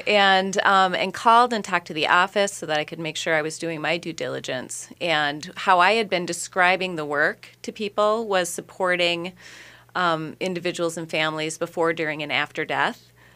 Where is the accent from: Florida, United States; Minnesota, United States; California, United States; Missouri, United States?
Minnesota, United States; Minneapolis–Saint Paul; born in the Twin Cities